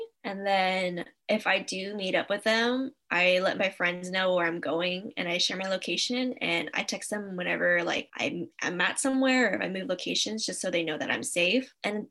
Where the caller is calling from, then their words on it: Anaheim, California, United States; My pronouns are she, her, hers, and I'm calling from Anaheim, California.